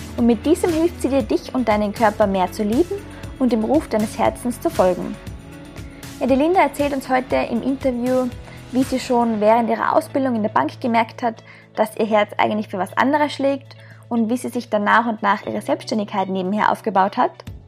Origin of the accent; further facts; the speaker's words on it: Austria; moved away as an adult; ich komme ursprünglich aus Österreich, bin seit eineinhalb Jahren als digitale Nomadin quer durch die Welt unterwegs